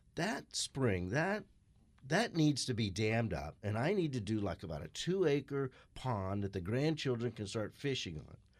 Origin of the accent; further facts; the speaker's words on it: Scottsdale, Arizona, United States; growing up in Scottsdale